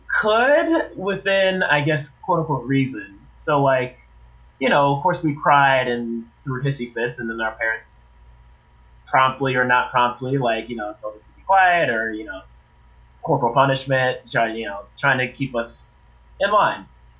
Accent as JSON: {"language": "English", "region": "Maryland", "country": "United States", "tie": "born or raised there"}